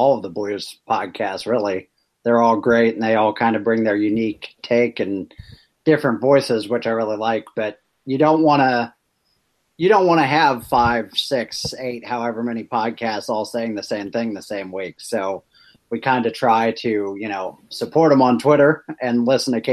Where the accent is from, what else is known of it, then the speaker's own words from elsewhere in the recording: Ballwin, Missouri, United States; We're both from the Baldwin area, met at Parkway South